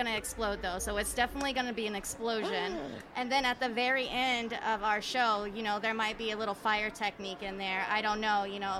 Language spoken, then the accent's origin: English; Atlanta, Georgia, United States; now in Tampa, United States; I'm from Atlanta, but I moved down here